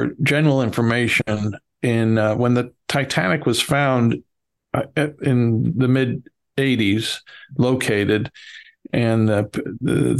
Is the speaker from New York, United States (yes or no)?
yes; New York City, New York, United States; accent: Bronx; my Bronx accent